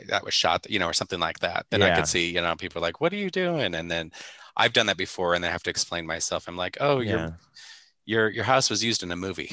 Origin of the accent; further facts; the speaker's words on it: Nebraska, United States; I'm from Nebraska